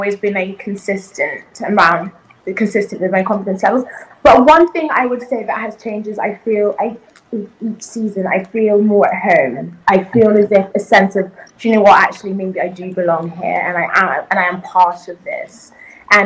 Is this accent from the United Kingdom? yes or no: yes; United Kingdom; English is a second language; also born or lived in South Africa / Zambia / Malawi; Coming into the UK, well, you know, I didn't speak a word of English, actually.